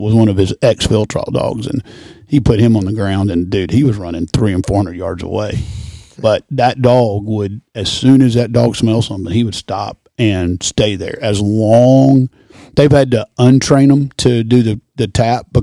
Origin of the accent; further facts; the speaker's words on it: Birmingham, Alabama, United States; now in Nashville, United States; Originally grew up in Birmingham, Alabama.